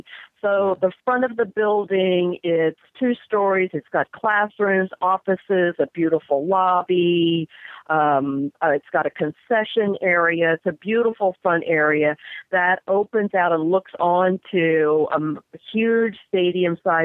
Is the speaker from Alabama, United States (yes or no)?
no; Lake Charles, Louisiana, United States; also born or lived in New Jersey; now in Ohio, United States; originally, long, long time ago, Lake Charles, Louisiana